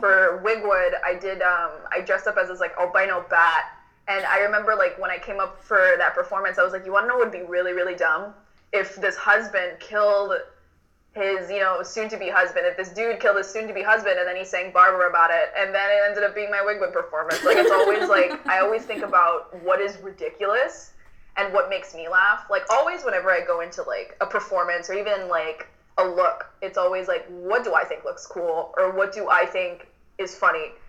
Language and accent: English; Miami, Florida, United States; I'm a drag king from Miami, Florida. Um, I'm Cuban American.